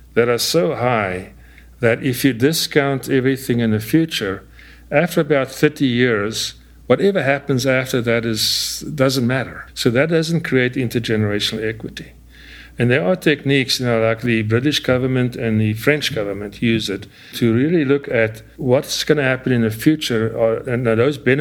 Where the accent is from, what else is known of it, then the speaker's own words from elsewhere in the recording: South Africa; moved away as an adult; also born or lived in United States; now in Arizona, United States; I grew up in South Africa, and it's common in South Africa to have droughts of 5 to 7 years